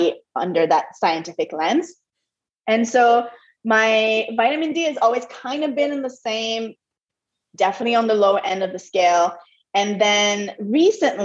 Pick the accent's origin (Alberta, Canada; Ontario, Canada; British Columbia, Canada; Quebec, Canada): Quebec, Canada; Montreal; first language French; English is a second language; moved away as an adult; also born or lived in Europe / United States; now in Costa Rica; I'm originally from Montreal and I'm a French Canadian. So English is my second language. French is my first language